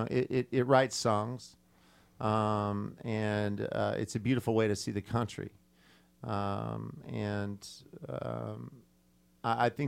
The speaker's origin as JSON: {"language": "English", "town": "Indianapolis", "region": "Indiana", "country": "United States", "tie": "born or raised there", "also_born_or_lived": "California / New York / London / Nashville, Tennessee", "moved": "yes", "said": "Well, I was uh, born in Indianapolis, um, and uh, I spent most of my adult life on the on the West Coast in California, um, with short stints in uh, in New York, um, and uh, many points in between. Spent a year in London"}